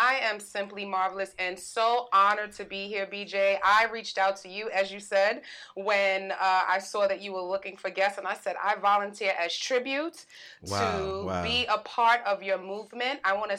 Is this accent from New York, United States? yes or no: yes; New York, United States; I'm a New Yorker. I'm a Bronx New Yorker. I'm a Harlem New Yorker. I'm a Brolin girl. That's the hybrid of Bronx and Harlem.